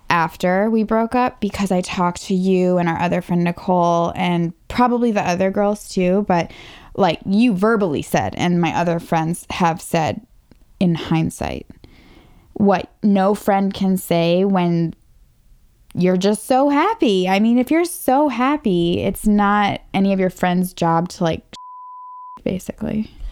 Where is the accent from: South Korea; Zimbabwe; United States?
United States; Northern Virginia; I was from right here in Northern Virginia.